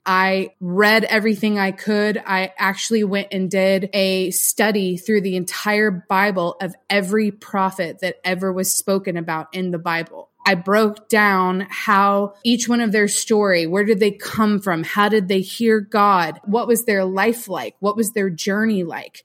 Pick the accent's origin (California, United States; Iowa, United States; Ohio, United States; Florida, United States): Florida, United States; St. Petersburg; moved away as an adult; also born or lived in West Palm Beach, Florida; now in Franklin, United States; I grew up in St. Petersburg, so just south of you